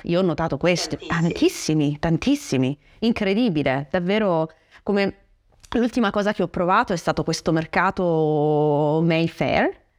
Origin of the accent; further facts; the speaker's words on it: Francavilla, Italy; venendo da un paesino, perché il mio paesino, Francavilla, non è un paesone, è un paesino